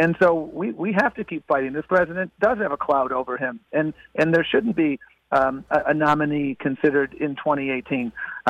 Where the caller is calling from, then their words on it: Brownsville, Texas, United States; I'm calling in from Brownsville, Texas